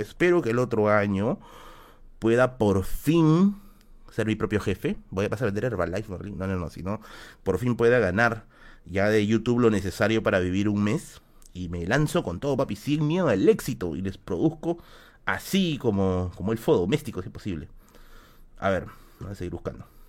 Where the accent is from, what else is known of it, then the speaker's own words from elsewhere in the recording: Tacna, Peru; moved away; mi tierra, mi tierra natal